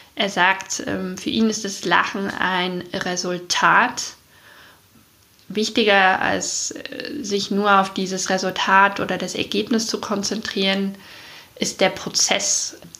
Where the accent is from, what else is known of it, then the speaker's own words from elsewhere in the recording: East Germany, Germany; also born or lived in Munich; now in Chiemgau, Germany; Ist ja meine Heimat sozusagen